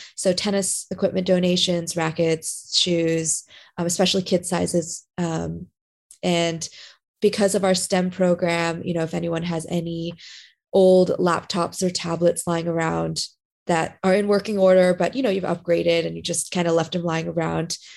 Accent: Southern California, United States; moved away as an adult; now in Florida, United States; I grew up in SoCal

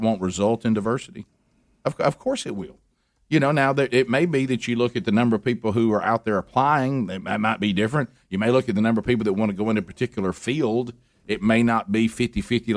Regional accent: Alabama, United States; growing up in Alabama

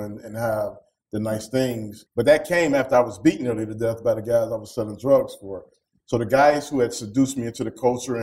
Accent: Detroit, Michigan, United States; growing up in Detroit, a city that has been ravaged by gun violence

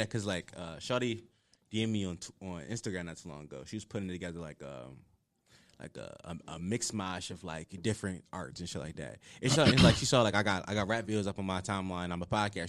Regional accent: Philadelphia, Pennsylvania, United States; I'm from Uptown

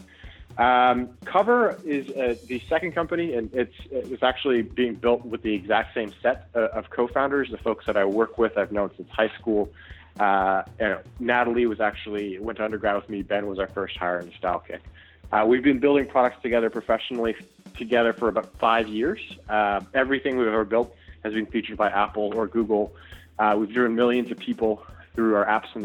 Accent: Toronto, Ontario, Canada; myself and my co-founders, we're all Canadian, we're from Toronto

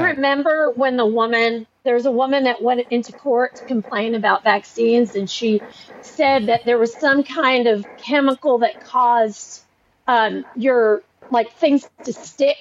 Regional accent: Nashville, Tennessee, United States; I'm from Nashville. He's beloved in my hometown

